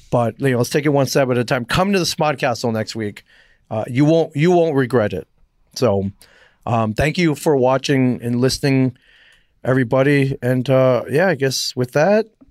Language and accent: English; Michigan, United States; I'm from Michigan